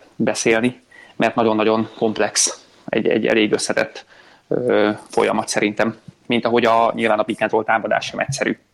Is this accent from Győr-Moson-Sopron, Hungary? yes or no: no; Szolnok, Jász-Nagykun-Szolnok, Hungary; szólnakon nevelkedtem